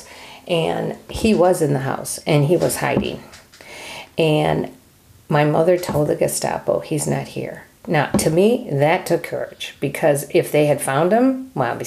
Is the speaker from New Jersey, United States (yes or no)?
yes; New Jersey, United States; I was born in New Jersey